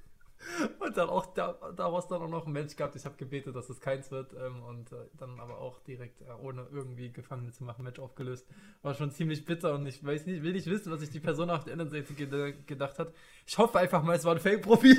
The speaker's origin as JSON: {"language": "German", "town": "Leipzig", "region": "Saxony", "country": "Germany", "tie": "born or raised there", "said": "bin geboren und aufgewachsen im wunderschönen Leipzig"}